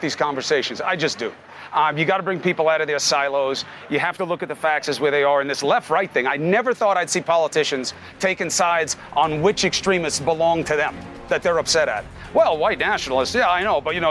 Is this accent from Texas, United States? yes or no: no; New York City, New York, United States; where you and I grew up in Queens